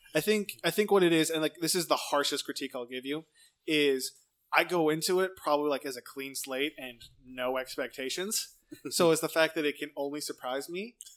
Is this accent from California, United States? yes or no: yes; Lemoore, California, United States; moved away; I'm from Lemoore originally